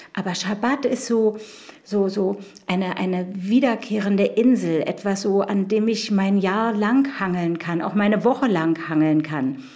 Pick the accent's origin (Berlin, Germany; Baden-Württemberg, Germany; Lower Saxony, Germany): Berlin, Germany; Ich bin gebürtige Berlinerin